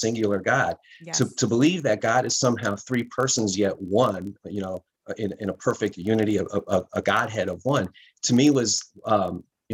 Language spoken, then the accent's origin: English; Bloomfield, Connecticut, United States; I grew up in Bloomfield, Connecticut